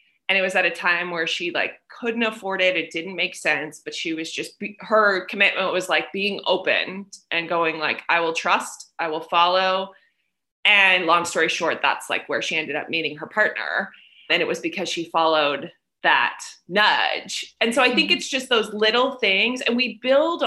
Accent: United States; moved away as an adult; also born or lived in South Korea; now in Vietnam; I'm in Vietnam and I'm American

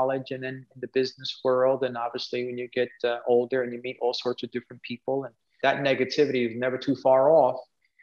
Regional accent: New York City, New York, United States; moved away as an adult; now in Dallas, United States; we grew up in Spanish Harlem.

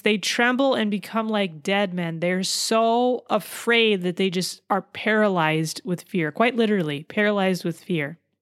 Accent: California, United States; I'm from California

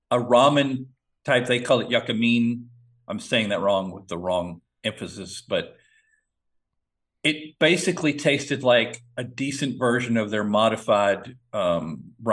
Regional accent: the South, United States; accent: southern; crawfish etouffee, which I have to practice saying correctly with my southern accent

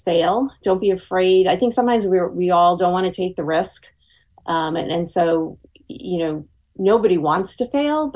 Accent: New York, United States; I am from New York

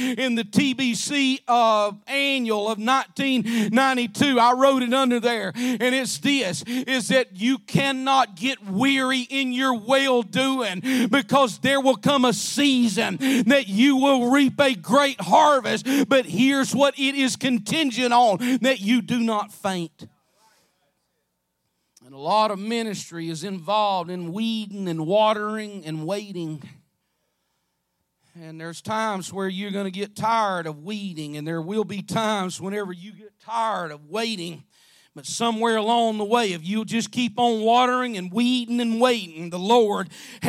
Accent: Alabama, United States; I'm from Alabama

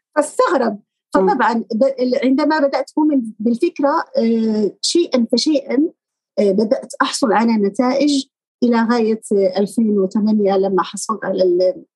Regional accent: Morocco; moved away as an adult; now in Spain; المغرب نحن ندرس اللغة الفرنسية

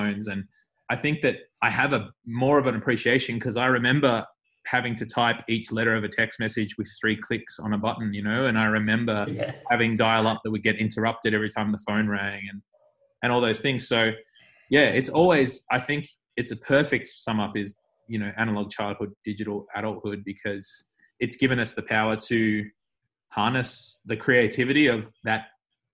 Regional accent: Melbourne, Victoria, Australia; my friends who I grew up with in West Meadows were like especially special, because I feel like we shared that, you know, we were from that suburb.

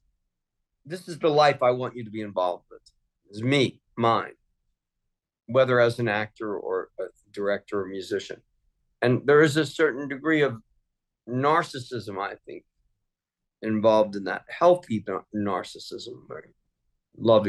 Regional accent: Philadelphia, Pennsylvania, United States; I'm a big Eagles fan because I grew up in Philly.

